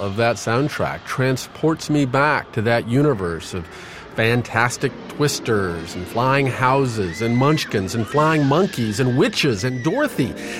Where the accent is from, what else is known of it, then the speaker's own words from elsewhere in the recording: Nebraska, United States; Every fall when I was growing up in Nebraska, my siblings and I would sit down for the annual viewing of the movie.